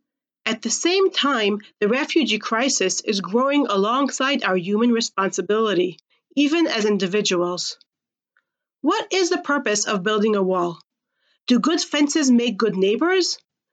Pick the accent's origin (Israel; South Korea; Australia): Israel; Gush Etzion, West Bank; Growing up in Gush Etzion, I used to commute daily to Jerusalem, driving through the security checkpoint alongside the West Bank Wall.